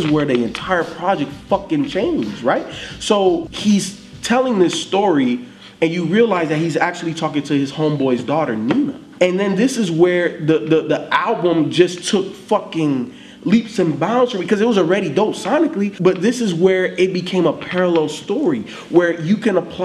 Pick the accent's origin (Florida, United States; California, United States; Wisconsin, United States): Florida, United States; Miami; I grew up in Miami.